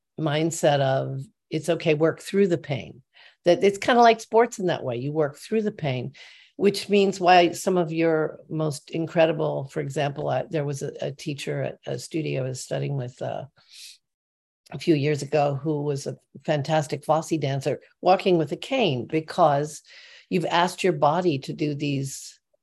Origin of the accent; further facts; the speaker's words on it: Normal, Illinois, United States; I loved where I grew up, because I grew up in Normal, Illinois.